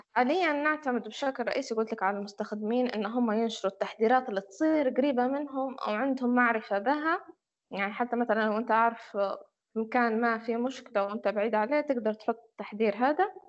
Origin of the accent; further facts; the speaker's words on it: Libya; احنا فريق ليبي وخدمنا في ليبيا